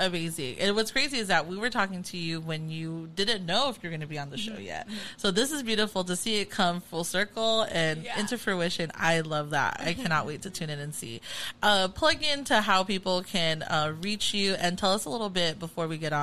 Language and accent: English; Carson, California, United States; now in Orange County, United States; We are from Carson, California